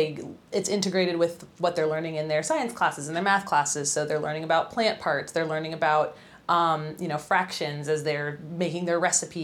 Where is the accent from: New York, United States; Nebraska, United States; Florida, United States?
Nebraska, United States; born there; I was born in Nebraska, so caramel is the Midwestern way, but I've adopted caramel.